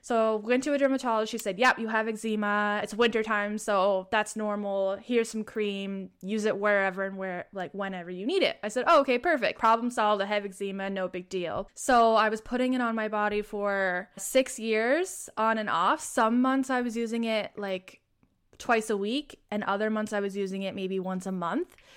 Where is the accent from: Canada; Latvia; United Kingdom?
Canada; Prince Edward Island; I am from Prince Edward Island, Canada